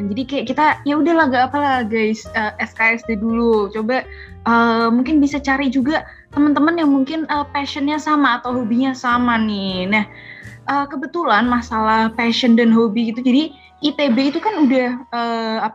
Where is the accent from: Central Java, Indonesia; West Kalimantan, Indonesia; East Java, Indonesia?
Central Java, Indonesia; aku dari Jawa Tengah